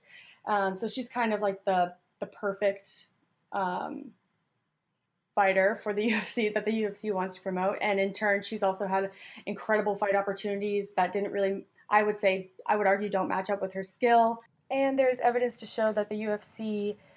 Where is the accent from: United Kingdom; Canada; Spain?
Canada; I come from Canada where I've done some form of martial arts for most of my life